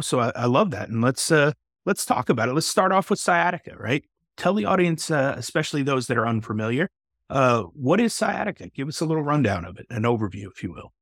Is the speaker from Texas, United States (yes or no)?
yes; Texas, United States; another fellow Texan